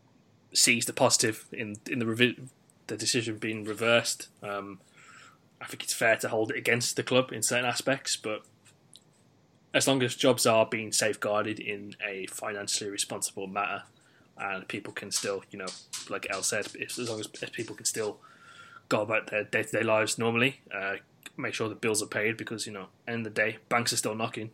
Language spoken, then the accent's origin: English; West Midlands, United Kingdom; someone who is from the West Midlands